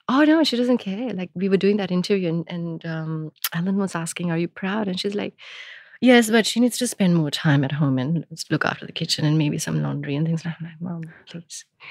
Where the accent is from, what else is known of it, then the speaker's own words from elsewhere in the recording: India; now in Melbourne, Australia; I grew up in India